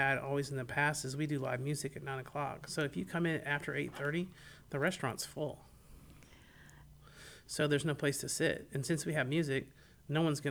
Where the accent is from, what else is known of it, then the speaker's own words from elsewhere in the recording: Tallahassee, Florida, United States; also born or lived in Gainesville, Florida; I'm from Tallahassee